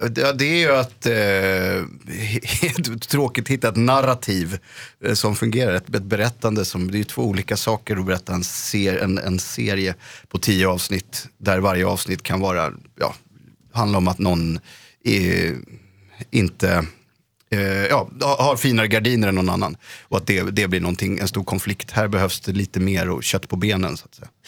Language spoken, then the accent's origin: Swedish; Småland, Sweden; när jag var barn i Småland